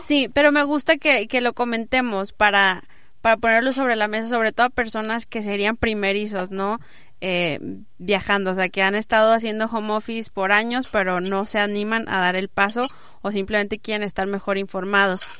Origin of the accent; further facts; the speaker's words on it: Mexico; also born or lived in Monterrey; Como mexicanos